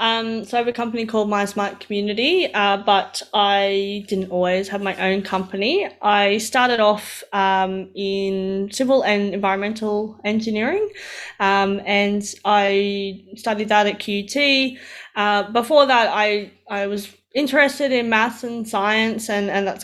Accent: Roma, Queensland, Australia; moved away as an adult; also born or lived in Brisbane; now in Toowoomba, Australia; I grew up in Roma. So that's right. A small country town in Toowoomba, in Queensland

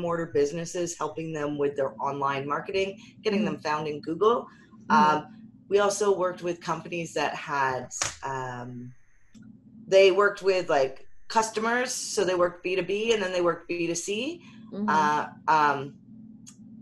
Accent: Canada; We're Canadian

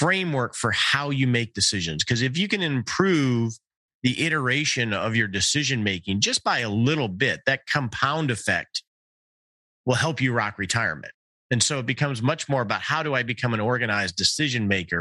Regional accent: Detroit, Michigan, United States; I grew up in the Detroit area

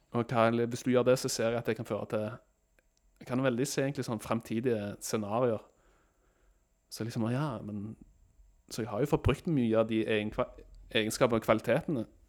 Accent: Norway

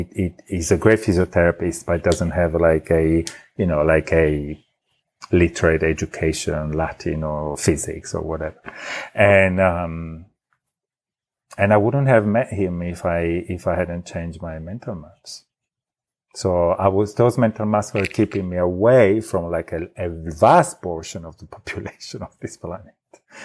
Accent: Italy; accent: Italian; English is a second language; now I have an Italian accent, but in Italy, I even did, acting to polish my accent. And, so I had a neutral Italian accent. I removed the original.

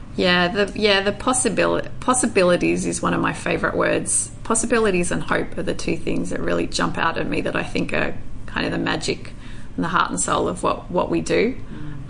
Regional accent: northwest New South Wales, Australia; also born or lived in Bogor, Indonesia; a very innocent, I would say, little country girl living on a farm in um, the northwest region of New South Wales

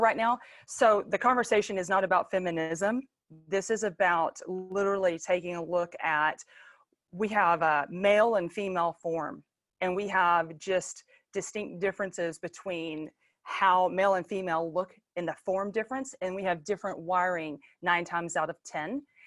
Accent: Longview, Texas, United States; I was born in the Bible Buckle of East Texas, Longview, Texas

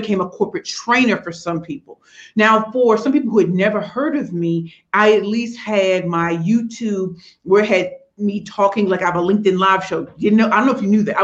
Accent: United States; I'm American in Canada

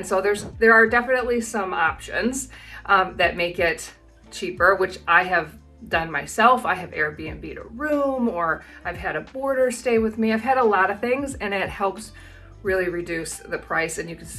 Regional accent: Midwest, United States; moved away as an adult; now in New Zealand; I'm from the Midwest, so we are in like below zero weather in the winter, and so we all have furnaces.

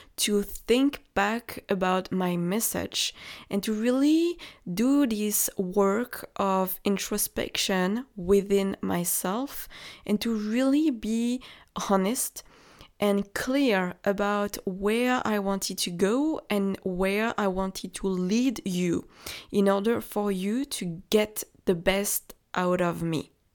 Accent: France; accent: French; English is a second language; I am French. Maybe you can hear it from my accent.

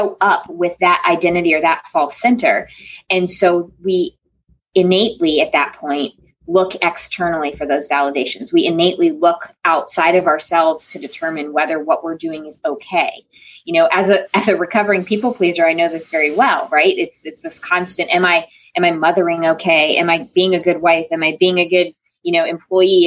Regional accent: Connecticut, United States; now in North Carolina, United States; I was born and raised in Connecticut. And so coming to North Carolina

